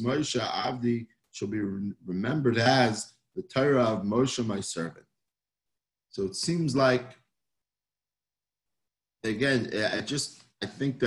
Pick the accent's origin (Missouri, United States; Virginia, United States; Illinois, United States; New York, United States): New York, United States; New York City; now in Hollywood, Florida, United States; I grew up in Manhattan